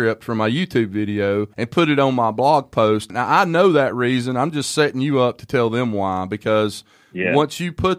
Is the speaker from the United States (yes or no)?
yes; Alabama, United States; I'm from Alabama and barely scratched ninth grade